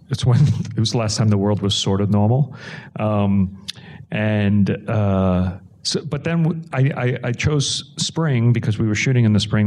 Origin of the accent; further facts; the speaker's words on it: New York City, New York, United States; I grew up in New York City and my parents in South Brooklyn